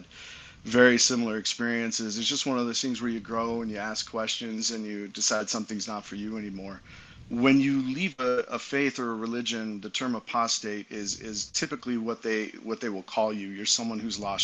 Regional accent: Utah, United States; also born or lived in Santiago, Dominican Republic; We're both from Utah. We both grew up here

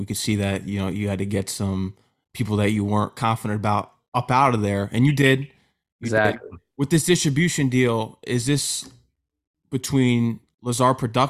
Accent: Connecticut, United States; moved away as an adult; also born or lived in Queens, New York; I'm from Connecticut. I went to school out in Queens.

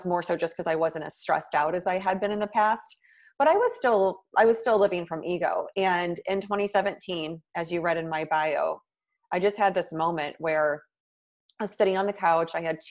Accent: Midwest, United States; moved away as an adult; now in New York City, United States; And then I moved to New York City from the Midwest, which was a big, long-time dream of mine. I moved there right after school.

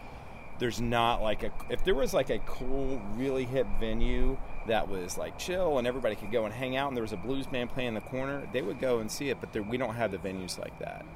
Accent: Virginia, United States; I'm from Virginia

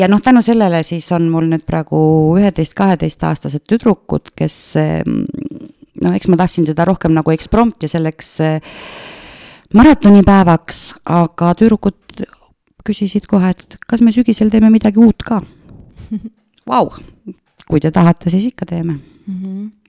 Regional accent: Tartu, Tartu County, Estonia; moved away as an adult; also born or lived in Kasepää, Estonia / Mustvee, Estonia; now in Otepää, Estonia; tegelikult ma olen eh, Tartust pärit mm, -hmm. läbi ja lõhki Tartu tüdruk

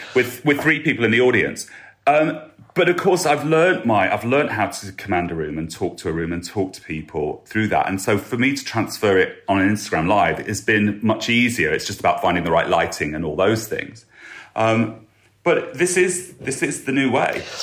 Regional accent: Lincoln, East Midlands, United Kingdom; my hometown of Lincoln

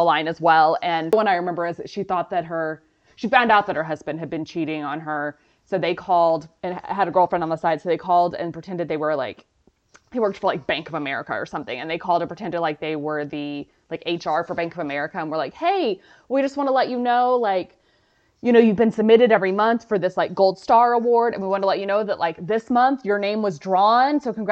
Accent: Dallas, Texas, United States; we're both from Dallas

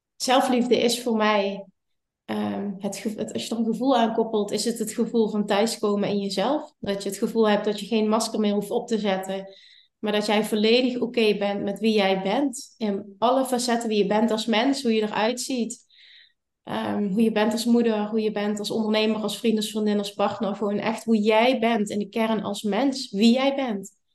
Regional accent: Limburg, Netherlands; ik kom uit Limburg

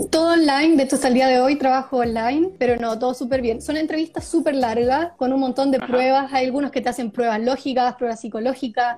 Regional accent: Viña del Mar, Valparaíso, Chile; moved away as an adult; also born or lived in Santiago, Chile; now in Stockholm, Sweden; soy de Viña del Mar, Chile

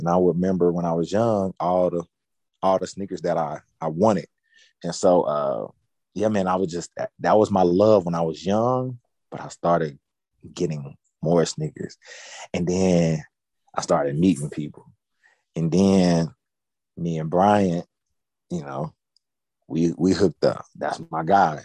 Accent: Nashville, Tennessee, United States; born or raised there

